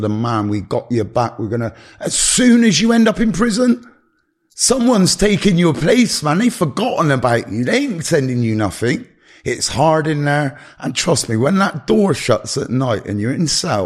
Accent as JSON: {"language": "English", "country": "United Kingdom", "also_born_or_lived": "Gloucestershire", "said": "I'm very British"}